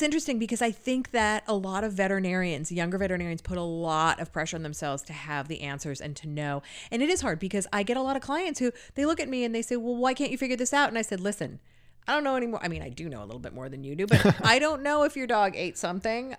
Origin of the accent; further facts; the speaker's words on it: California, United States; moved away; I'm from California originally